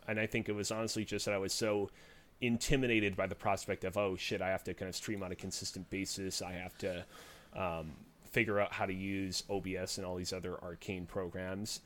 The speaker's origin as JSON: {"language": "English", "town": "Montreal", "region": "Quebec", "country": "Canada", "tie": "born or raised there", "said": "I'm located in the great city of Montreal"}